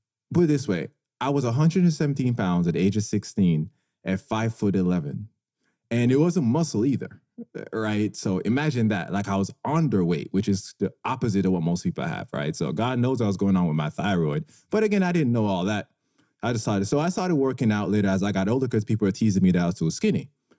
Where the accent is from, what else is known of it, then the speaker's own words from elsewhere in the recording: Jamaica; moved away; I grew up in a warmer climate. I grew up in Jamaica, and I played sports growing up.